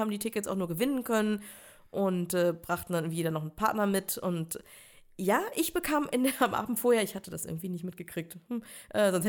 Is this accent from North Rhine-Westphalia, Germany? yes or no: no; Dollerup, Schleswig-Holstein, Germany; so aufgewachsen, äh, geboren bei Eckernförde, aufgewachsen in Dollerup bei